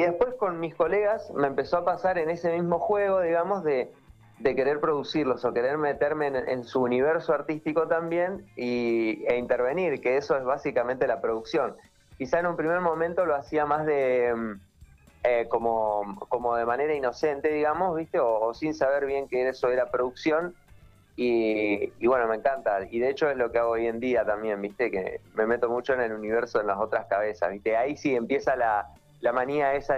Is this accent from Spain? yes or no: no; Viedma, Río Negro, Argentina; moved away as an adult; also born or lived in La Plata; now in Buenos Aires, Argentina; yo soy de Viedma, eh, nacido y criado allá, eh, y tipo a los 18 años me fui a vivir a La Plata y actualmente viviendo en Buenos Aires